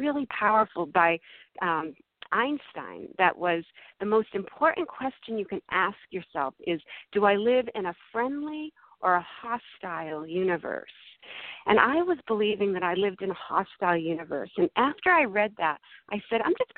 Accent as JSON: {"language": "English", "region": "Massachusetts", "country": "United States", "tie": "born or raised there", "moved": "yes", "lives_now": "California, United States"}